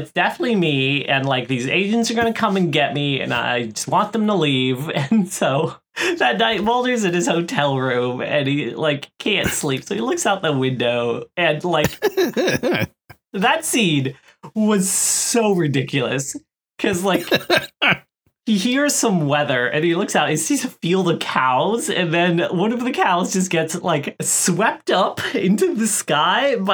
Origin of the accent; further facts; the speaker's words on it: Florida, United States; I grew up in Florida